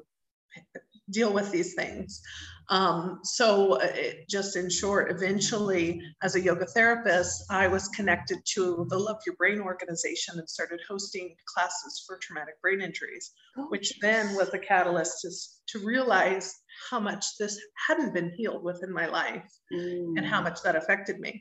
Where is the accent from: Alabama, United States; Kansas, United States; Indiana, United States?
Indiana, United States; Indianapolis; also born or lived in Cincinnati, Ohio; now in Mexico; I was born in the Midwest of the U.S. in Cincinnati, Ohio, but raised since I was five in Indianapolis, Indiana. So that's home for me